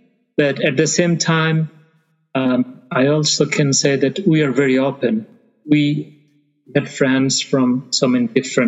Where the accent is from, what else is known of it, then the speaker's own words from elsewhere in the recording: Chittagong, Chittagong Division, Bangladesh; first language Bengali; English is a second language; moved away as an adult; now in Japan; Okay, I studied until my high school days in Chittagong, my hometown. That was totally in Bengali.